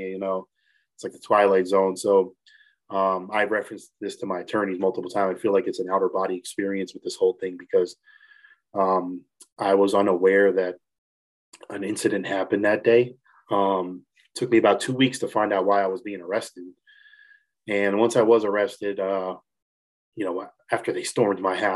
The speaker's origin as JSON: {"language": "English", "region": "New Jersey", "country": "United States", "moved": "as an adult", "lives_now": "Morgantown, United States", "said": "I'm originally from Jersey"}